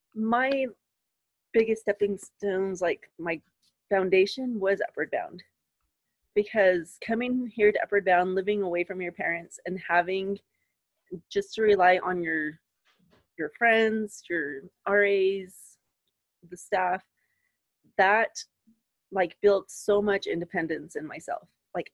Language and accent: English; Hondo, Texas, United States; I grew up in Hondo, where it's super small.